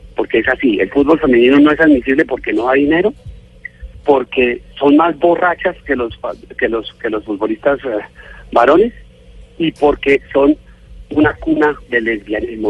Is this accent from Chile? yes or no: no; Colombia; Yo como, colombiano